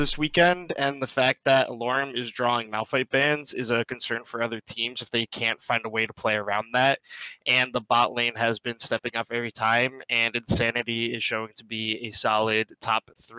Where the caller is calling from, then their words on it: New Jersey, United States; I'm calling from New Jersey.